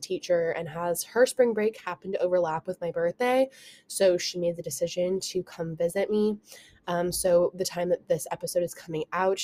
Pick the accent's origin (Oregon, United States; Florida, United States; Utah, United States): Oregon, United States; Oregon coast, United States; I'm from Oregon. If you don't know, I was born and raised on the Oregon coast.